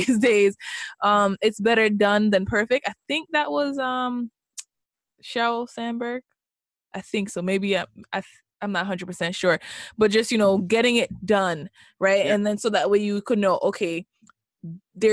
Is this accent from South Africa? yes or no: no; Jamaica; moved away; I am Jamaican. I was born and raised